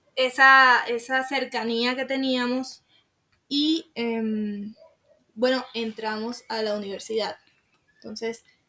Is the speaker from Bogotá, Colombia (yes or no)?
no; Sincelejo, Sucre, Colombia; also born or lived in Montelíbano; me regresé para Cincelejo, que es de donde yo soy